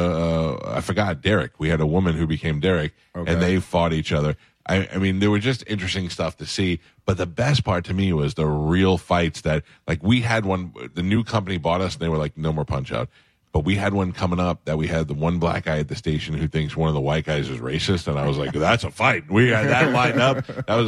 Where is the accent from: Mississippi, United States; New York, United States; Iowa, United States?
New York, United States; New York City; moved away as an adult; I grew up in Staten Island, lived there for 20 years.